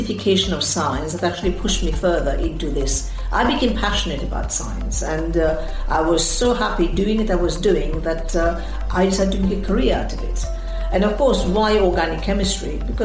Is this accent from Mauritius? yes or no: yes; Mauritius; Mauritius, I've lived through the colonial era in my childhood, and the island became independent in 1968.